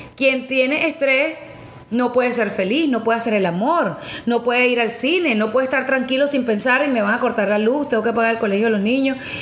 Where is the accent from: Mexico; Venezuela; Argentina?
Venezuela; en mi país, en Venezuela